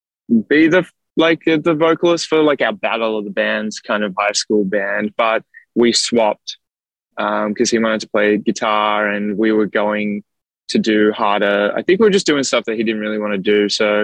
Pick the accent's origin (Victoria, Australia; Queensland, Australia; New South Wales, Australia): Victoria, Australia; Melbourne; Yep. Oh, you say Melbourne good?